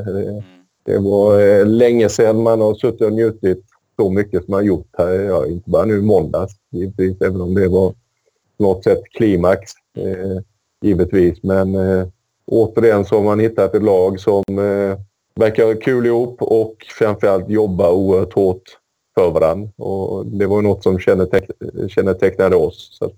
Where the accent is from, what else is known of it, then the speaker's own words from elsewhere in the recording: Sweden; som svensk så är det ju oerhört kul att vi, att vi lyckas ta oss till, till VM igen.